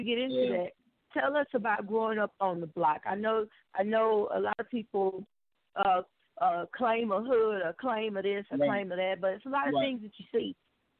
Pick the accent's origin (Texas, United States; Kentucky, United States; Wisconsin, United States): Texas, United States; Houston; also born or lived in Pasadena, Texas; we came to Houston. We moved from Pasadena, which was predominantly Hispanic, you know, and then moved to South Park, Houston. To all the way black